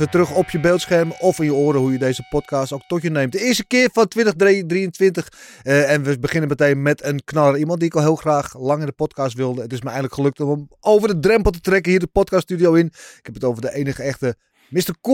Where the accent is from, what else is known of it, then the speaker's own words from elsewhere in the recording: Netherlands; ik ben in Oost opgegroeid.